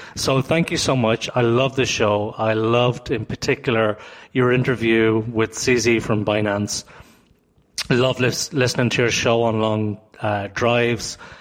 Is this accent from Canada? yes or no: yes; Toronto, Ontario, Canada; I come from Toronto